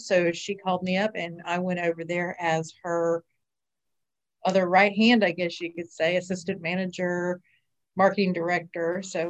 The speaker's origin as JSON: {"language": "English", "town": "Orlando", "region": "Florida", "country": "United States", "tie": "born or raised there", "said": "I actually was born and raised in Central Florida in Orlando."}